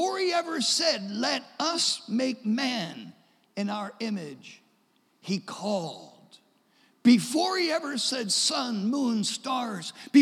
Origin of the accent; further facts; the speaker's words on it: Delaware, United States; I grew up in Delaware. I was born in Delaware.